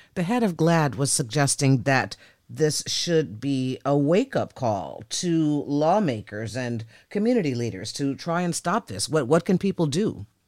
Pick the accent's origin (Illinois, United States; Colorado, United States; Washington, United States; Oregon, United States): Illinois, United States; Chicago; moved away; also born or lived in New York; I'm from Chicago